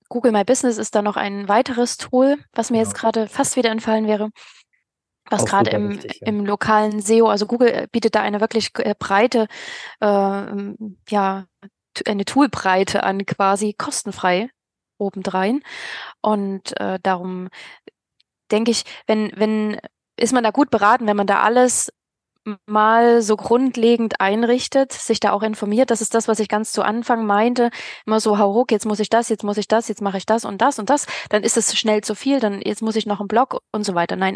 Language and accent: German; Kiel, Schleswig-Holstein, Germany; Ich möchte ja nicht ähm, als, äh, ja, als Kieler irgendwie nach ähm, an den Bodensee